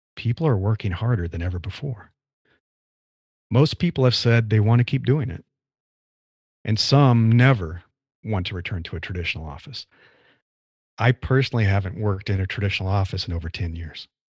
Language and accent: English; Nebraska, United States; moved away as an adult; now in California, United States; I grew up in the Midwest, in the U S, in Nebraska.